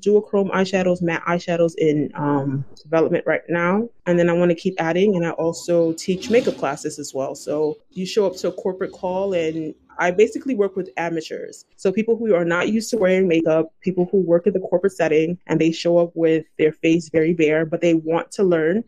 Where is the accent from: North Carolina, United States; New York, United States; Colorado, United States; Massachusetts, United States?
New York, United States; New York City; my family's from Haiti and I was born in Brooklyn, I'm first generation.